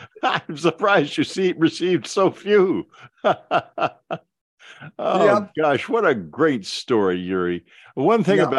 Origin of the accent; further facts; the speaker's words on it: United States; Even though I'm an American.